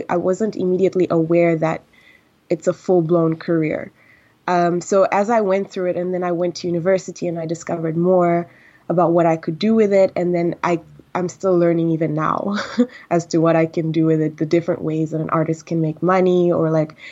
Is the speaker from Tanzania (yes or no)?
yes; Tanzania; moved away; I'm actually Tanzanian and I grew up in Tanzania